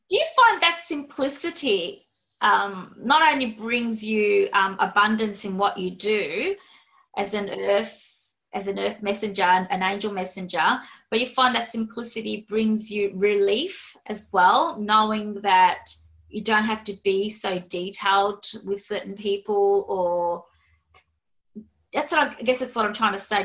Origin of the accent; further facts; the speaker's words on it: Australia; accent: Aussie; my Aussie accent